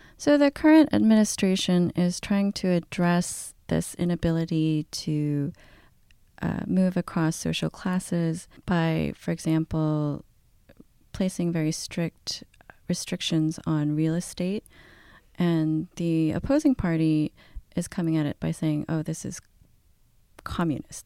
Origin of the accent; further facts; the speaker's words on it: South Korea; I'm Korean, I'm from Korea, and I speak the language in Korea.